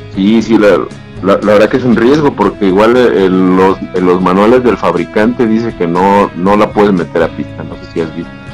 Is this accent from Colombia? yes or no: no; Mexico; tenemos esa costumbre, ¿no? Como mexicanos